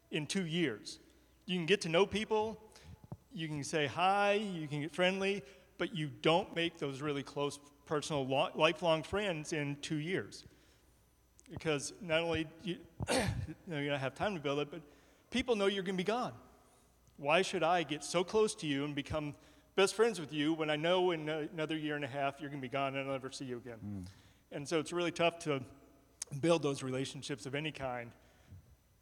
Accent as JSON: {"language": "English", "region": "Georgia", "country": "United States", "tie": "born or raised there", "moved": "as an adult", "said": "I grew up in Georgia"}